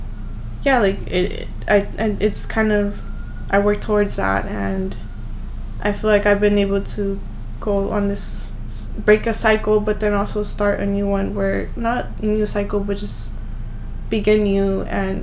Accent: Los Angeles, California, United States; I'm from South Central, we're from South Central

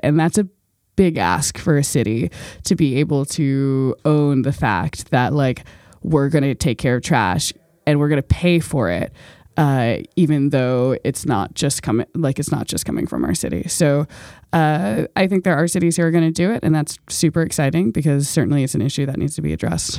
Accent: Baltimore, Maryland, United States

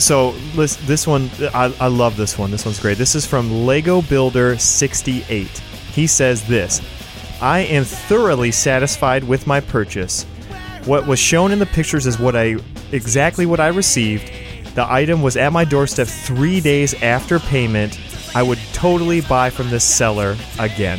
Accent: Metamora, Michigan, United States; I grew up in Metamora, Michigan

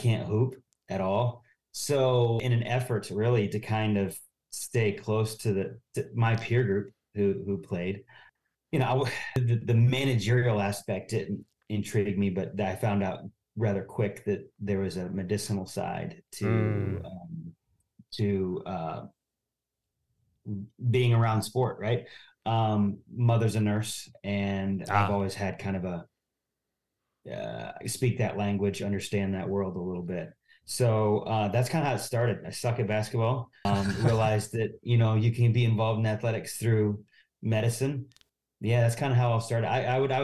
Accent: Northwest Ohio, United States; moved away as an adult; also born or lived in Upland, Indiana / Lynchburg, Virginia; I'm from Northwest Ohio

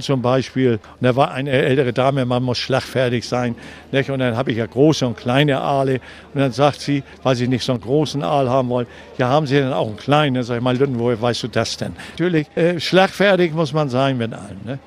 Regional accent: Hamburg, Germany; Ich bin 1939 in Hamburg geboren habe den Krieg mitgemacht

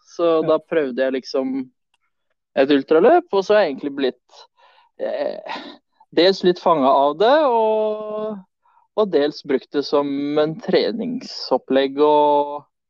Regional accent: Notodden, Telemark, Norway; also born or lived in Sweden; Jeg sier svensk-norsk fordi jeg er født i Sverige, så, men jeg har bodd eh, de fleste åra av mine liv her på Notodden.

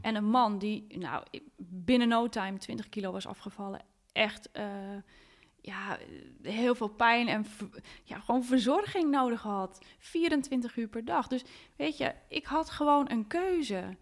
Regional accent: Hoorn, North Holland, Netherlands; Ik ben opgegroeid in Horen

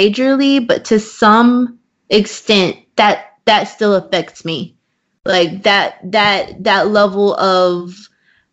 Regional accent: Waco, Texas, United States; we lived in the same small city. So, like, we lived in, you know, I'm from Waco

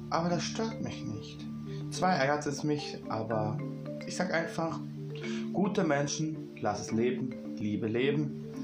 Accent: Berlin, Germany; Ich komme aus Berlin und bin 21 Jahre alt.

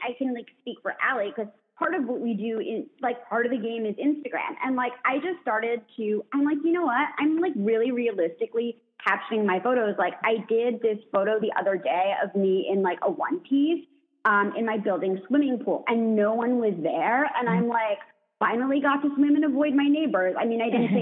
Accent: East Coast, United States; I was raised on the East Coast

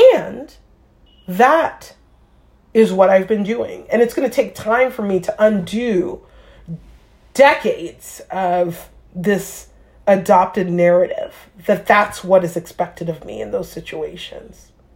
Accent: New York, United States; moved away; I grew up in New York

